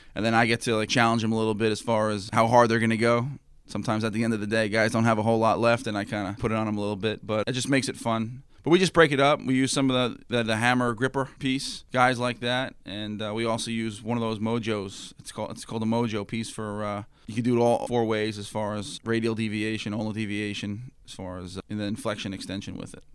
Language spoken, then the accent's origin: English; Valley Stream, New York, United States; moved away as an adult; also born or lived in North Carolina / Central Florida / Pittsburgh; now in Cincinnati, United States; I grew up in Valley Stream, New York.